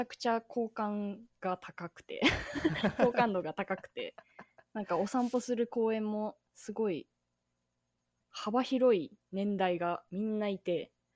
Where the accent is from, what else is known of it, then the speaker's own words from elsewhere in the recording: Tokyo, Japan; also born or lived in Shizuoka / Kanagawa; now in Fukuoka, Japan; 出身が東京でまあその間静岡に行ってみたり神奈川に行ってみたりしたんですけど今は福岡県に住んでおりまして